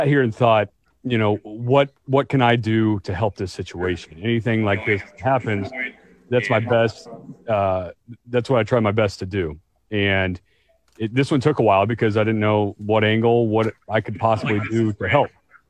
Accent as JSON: {"language": "English", "town": "Nixa", "region": "Missouri", "country": "United States", "tie": "born or raised there", "also_born_or_lived": "Springfield, Missouri", "said": "I come from Springfield, Missouri, where it is 92% white, which is... And I come from Nixon, Missouri, which is just south of Springfield, just a little smaller city, and it is even more so white."}